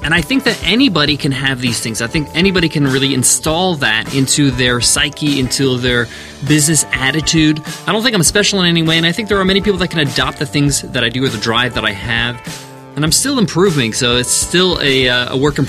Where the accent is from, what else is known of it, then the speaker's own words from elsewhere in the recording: New York, United States; me and my sisters were born in the U.S. We grew up in New York